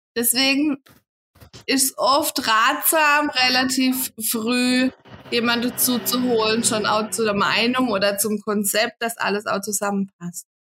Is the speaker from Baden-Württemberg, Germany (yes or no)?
yes; Kappel, between Offenburg and Freiburg, Baden-Württemberg, Germany; komme aus kappel Raum zwischen Offenburg und Freiburg.